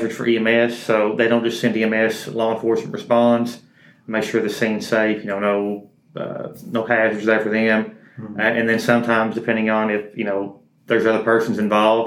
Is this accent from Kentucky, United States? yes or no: yes; Powell County, Kentucky, United States; Born and raised in Powell County